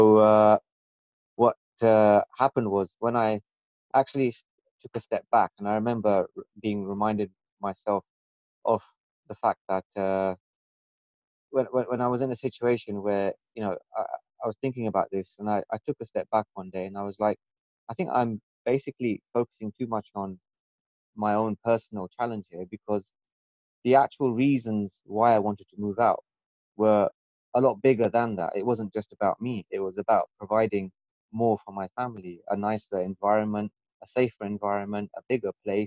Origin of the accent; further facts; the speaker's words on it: London, United Kingdom; moved away as an adult; I was born and brought up in London for most of my life